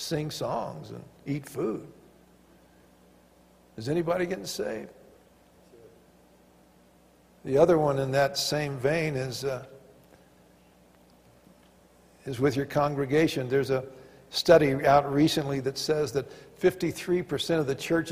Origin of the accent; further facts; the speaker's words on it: Arkansas, United States; also born or lived in Pasadena; now in Colorado, United States; growing up in Arkansas